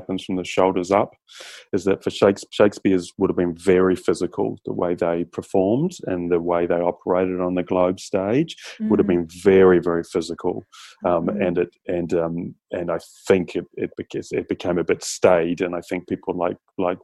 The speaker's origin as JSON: {"language": "English", "country": "New Zealand", "tie": "born or raised there", "moved": "yes", "lives_now": "Australia", "said": "I grew up in New Zealand"}